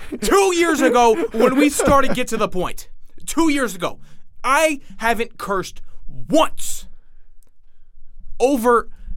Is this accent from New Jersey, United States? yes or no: yes; New Jersey, United States; I'm from Jersey. I'm a Jersey boy.